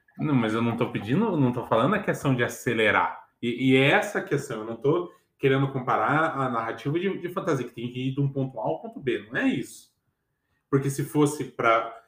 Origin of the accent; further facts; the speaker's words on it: Curitiba, Paraná, Brazil; eu sou curitibano